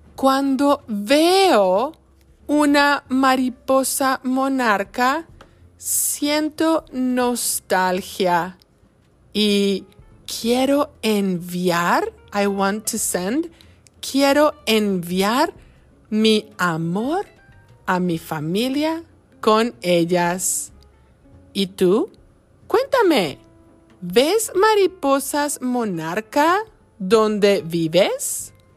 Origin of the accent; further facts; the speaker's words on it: Michoacán, Mexico; now in Wisconsin, United States; Soy mexicana del estado de Michoacán